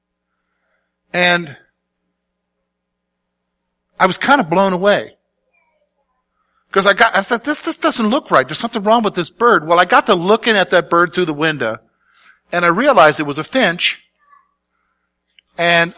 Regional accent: South Carolina, United States; moved away as an adult; also born or lived in Pennsylvania; I'm from South Carolina. I'm a city guy.

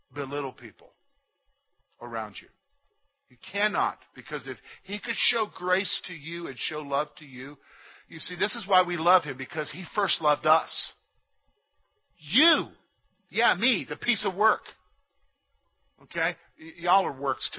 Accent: South Carolina, United States; now in Pennsylvania, United States; I'm from South Carolina

